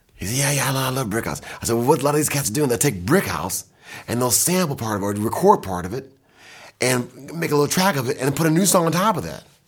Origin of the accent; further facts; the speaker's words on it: Kalamazoo, Michigan, United States; I'm from Kalamazoo, Mich, Kalamazoo